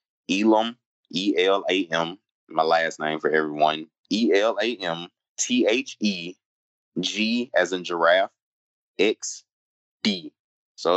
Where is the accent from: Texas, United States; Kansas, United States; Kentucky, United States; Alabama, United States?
Alabama, United States; Phenix City; I'm from Phoenix City, Alabama.